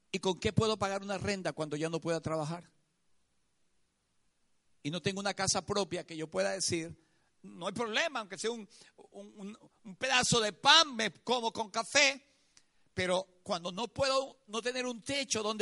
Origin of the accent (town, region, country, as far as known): Venezuela